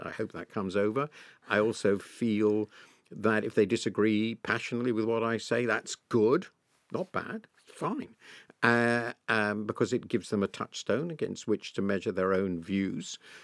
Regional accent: United Kingdom; being British

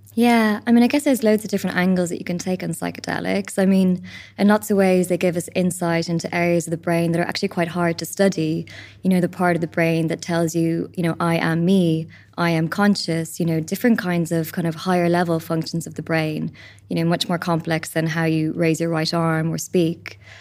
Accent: Ireland; as an Irish country, we have our own spirituality.

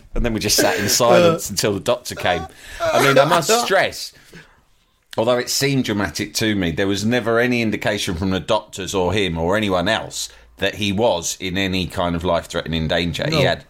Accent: Australia; I'm Australian, but he grew up in High Wycombe

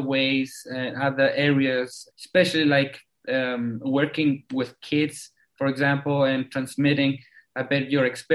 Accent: Chile; also born or lived in South Africa; I was born in South Africa. I lived there until I was 10. Came back to Chile. Well, my whole family is Chilean

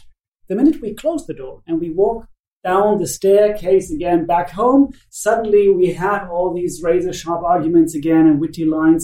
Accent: Finland; And I'm from Finland

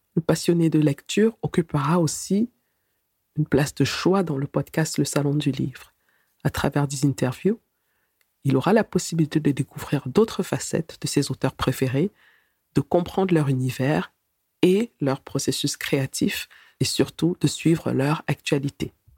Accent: Cameroon; moved away as an adult; also born or lived in Germany; Je suis née et j'ai grandi au Cameroun, que je quitte à l'âge de 19 ans

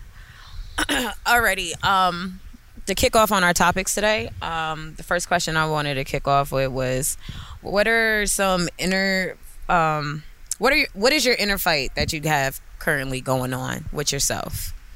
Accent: Neptune, New Jersey, United States; We're from Neptune, so this beach is literally 10, 10, 15 minutes from our homes and where we grew up at.

